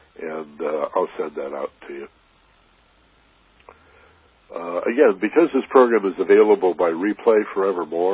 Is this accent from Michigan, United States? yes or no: yes; Michigan, United States; I grew up in Michigan